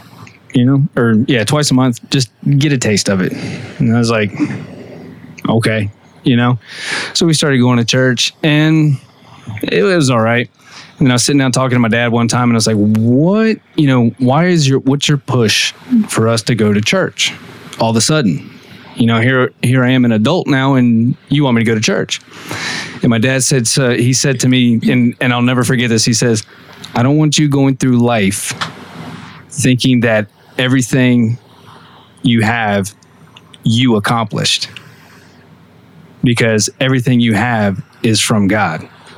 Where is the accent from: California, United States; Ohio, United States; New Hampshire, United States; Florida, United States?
Florida, United States; Ocoee; In Ocoee.